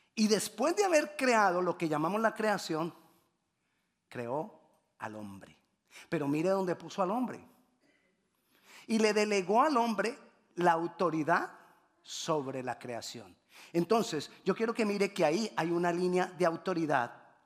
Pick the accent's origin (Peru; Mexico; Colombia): Colombia; Cali, Valle del Cauca; moved away